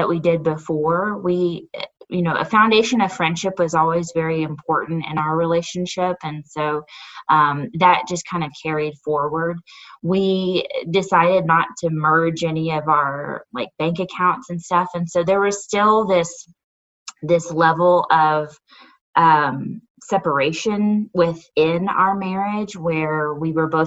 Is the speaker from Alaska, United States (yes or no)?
no; Northwest Arkansas, United States; also born or lived in Texas; I have been pretty much a native of Northwest Arkansas my whole life. I was born in Texas, but spent almost all of my life in Northwest Arkansas